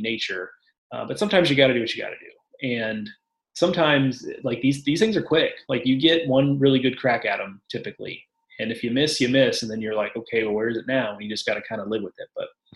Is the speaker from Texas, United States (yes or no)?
yes; Texas, United States; moved away as an adult; also born or lived in College Station, Texas; now in North Carolina, United States; I'm used to the cockroaches that like are a foot long growing up in Texas